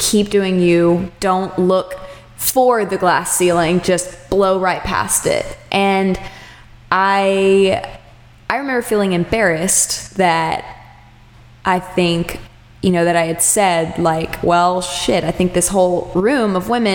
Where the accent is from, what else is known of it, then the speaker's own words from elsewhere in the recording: Austin, Texas, United States; moved away; also born or lived in Charleston; I'm from Austin, Texas originally